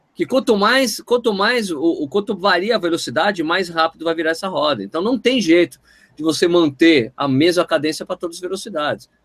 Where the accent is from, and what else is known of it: Brazil